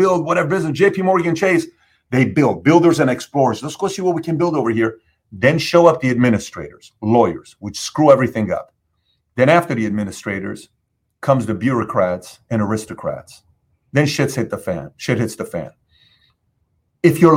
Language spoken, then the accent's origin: English; Iran; also born or lived in California / Dallas; now in South Florida, United States; I came from Iran